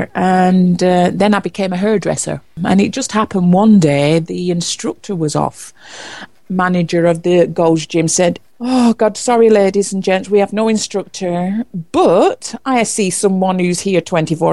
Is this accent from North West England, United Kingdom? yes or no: yes; Preston, North West England, United Kingdom; moved away as an adult; also born or lived in London; I was born in Preston, Lancashire, England. As from 18, I moved away from home